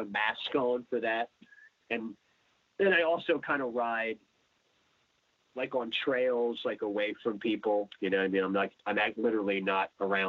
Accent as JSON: {"language": "English", "town": "Philadelphia", "region": "Pennsylvania", "country": "United States", "also_born_or_lived": "South Florida", "moved": "as an adult", "lives_now": "Delray Beach, United States", "said": "I'm from Philly"}